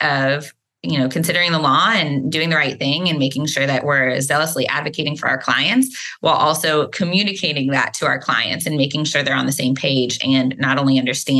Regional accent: Dallas, Texas, United States; also born or lived in Austin, Texas; I grew up in the Dallas area

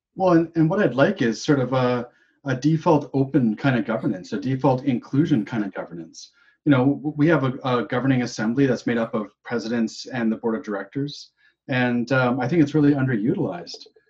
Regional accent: Winnipeg, Manitoba, Canada; now in British Columbia, Canada; I was born in in Winnipeg

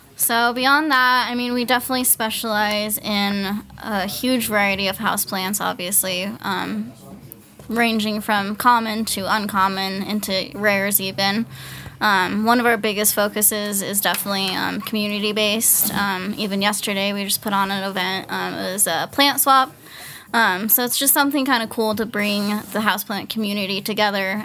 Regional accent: Fort Collins, Colorado, United States; moved away as an adult; also born or lived in Hawaii; I was actually born and raised in, uh, Fort Collins

